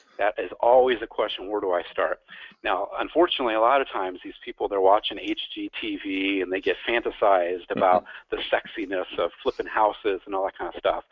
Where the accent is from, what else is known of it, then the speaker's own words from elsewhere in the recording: Tucson, Arizona, United States; moved away as an adult; now in Phoenix, United States; I was actually born and raised in Tucson, Arizona